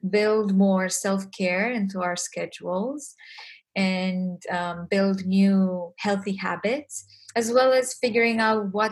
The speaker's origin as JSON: {"language": "English", "country": "Romania", "tie": "born or raised there", "second_language": "English", "said": "values, family, which is something um, I was raised with in Romania"}